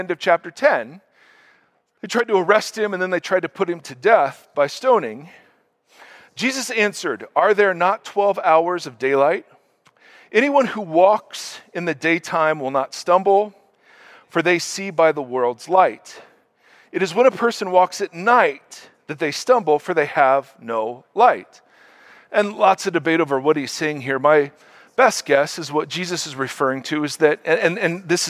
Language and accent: English; Ohio, United States; moved away; I'm originally from Ohio.